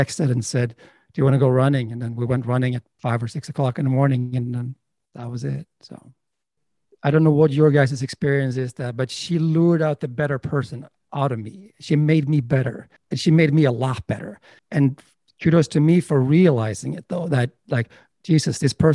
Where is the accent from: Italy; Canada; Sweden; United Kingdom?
Sweden; moved away as an adult; also born or lived in Los Angeles; now in United States; I'm from Sweden, and I was a filmmaker in Sweden and director